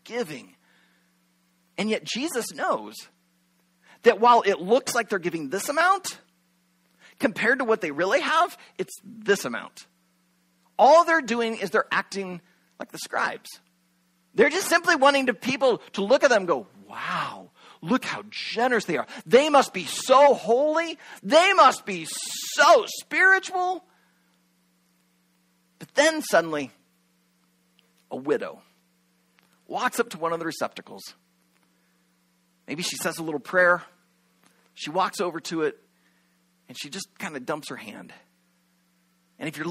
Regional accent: Shenandoah, Iowa, United States; moved away as an adult; also born or lived in Venezuela; a few churches back in my hometown of Shenandoah, Iowa

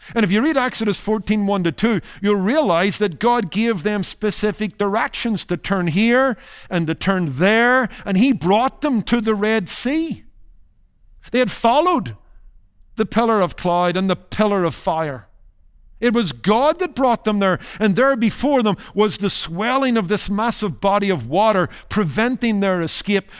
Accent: Northern Ireland, United Kingdom; When I was growing up in Northern Ireland

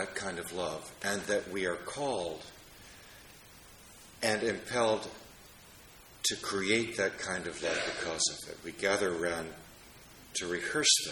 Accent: Washington, District of Columbia, United States; my hometown of Washington, D.C.

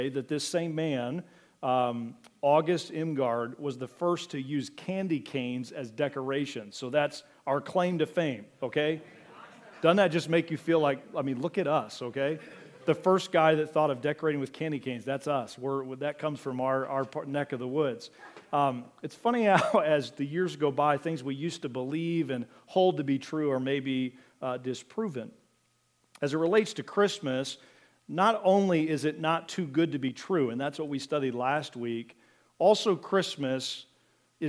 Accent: Mansfield, Ohio, United States; now in Wooster, United States; I was born here in Worcester, but grew up over in Richland County, Mansfield area, Butler, Belleville area.

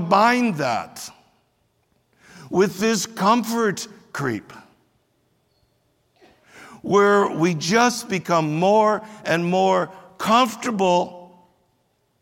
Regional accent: United States; we as American Christians

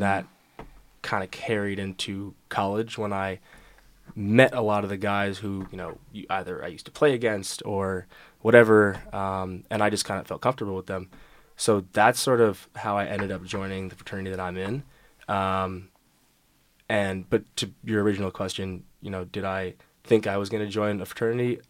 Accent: New York, United States; I'm from New York

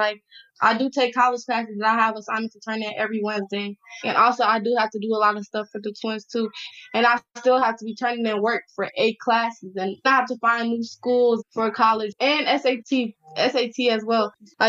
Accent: Nigeria; I'm Nigerian, and like I was just not saying what I was supposed to be saying.

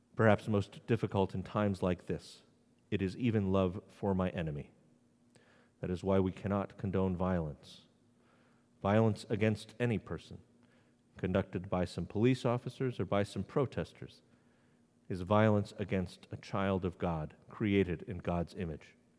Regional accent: New England, United States; now in Maryland, United States; I live in Maryland, the Free State. I grew up in New England, where no lynchings have ever been documented

